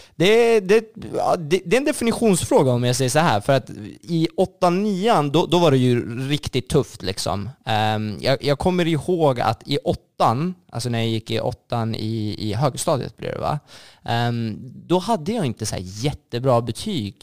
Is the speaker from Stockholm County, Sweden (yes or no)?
yes; Sollentuna, Stockholm County, Sweden; jag är uppvuxen i Sollentuna, eh, mer, mer specifikt Malvägen